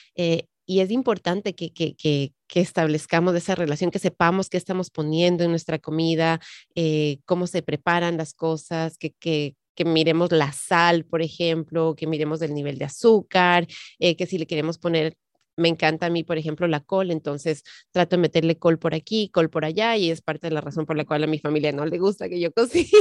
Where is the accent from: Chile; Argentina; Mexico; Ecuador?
Ecuador; now in United States; yo que crecí en el Ecuador